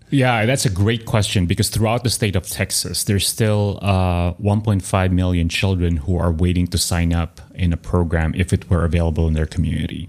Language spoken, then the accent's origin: English; Manila, Metro Manila, Philippines; now in Austin, United States; growing up in Manila